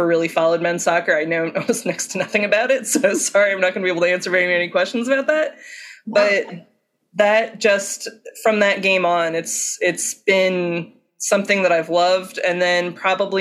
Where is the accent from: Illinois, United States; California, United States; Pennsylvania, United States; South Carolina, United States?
Pennsylvania, United States; Philadelphia; where I grew up in Philadelphia